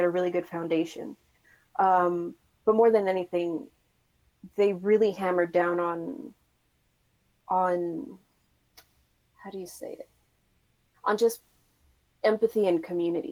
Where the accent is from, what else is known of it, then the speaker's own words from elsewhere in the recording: Puerto Rico; moved away as an adult; now in San Francisco, United States; I'm originally from Puerto Rico, studied graphic design, and then came to San Francisco to pursue, a role in game development